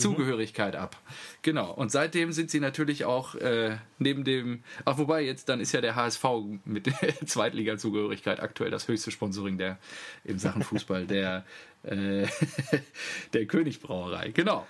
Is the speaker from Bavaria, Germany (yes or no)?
no; Selm, North Rhine-Westphalia, Germany; das Kaff, äh, in dem ich aufgewachsen bin